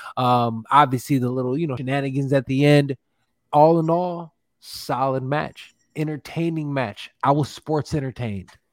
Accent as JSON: {"language": "English", "town": "Chicago", "region": "Illinois", "country": "United States", "said": "We're from Chicago."}